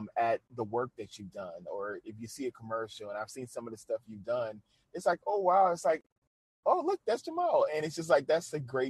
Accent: New Orleans, Louisiana, United States; now in Shreveport, United States; I'm originally from New Orleans

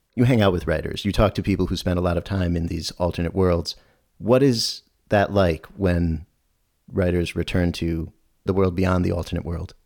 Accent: Albany, New York, United States; his and my hometown of Albany, New York

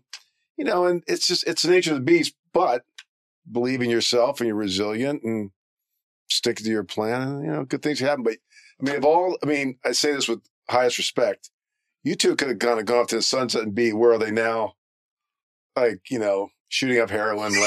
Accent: Maryland, United States; moved away as an adult; also born or lived in Philadelphia, Pennsylvania; now in Los Angeles, United States; I grew up poor. Not poor, but we didn't have a lot of money. Lived in Maryland.

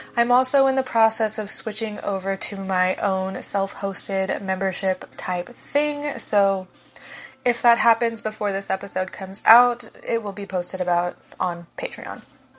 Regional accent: Ohio, United States; now in Florida, United States; I also live in Florida. I grew up in Ohio, and I'm very accustomed to seasons

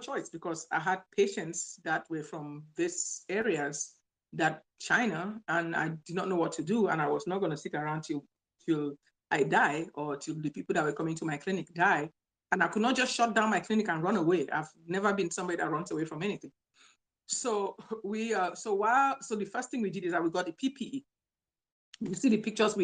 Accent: Cameroon; also born or lived in Nigeria; now in Louisiana, United States; I'm originally from Cameroon, Central Africa

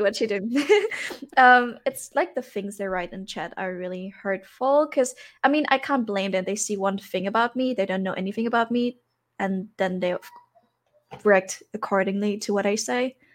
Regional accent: Germany; also born or lived in Thailand; I grew up in Germany, born and raised here, m, lived for two years in Thailand, but now I'm back due to corona.

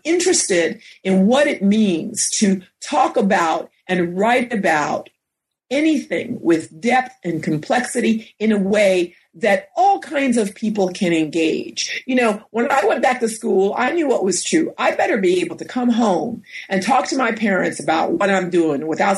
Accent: New York, United States; And I grew up in New York, and we're about 30 minutes outside of the city in Westchester County.

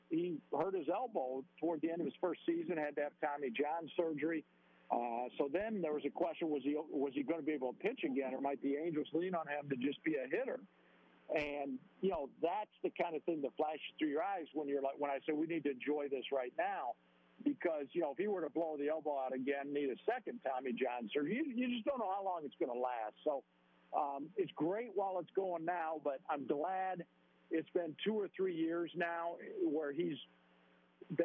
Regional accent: Michigan, United States; I was a kid growing up in Michigan back then

